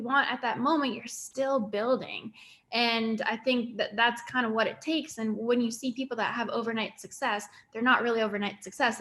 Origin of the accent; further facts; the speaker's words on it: Winnipeg, Manitoba, Canada; moved away as an adult; I grew up in Canada